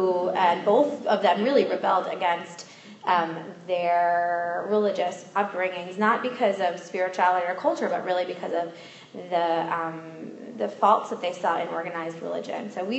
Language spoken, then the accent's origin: English; Putnam County, New York, United States; But I don't think our Jewish backgrounds could be more different, basically. I grew up in Putnam County, New York.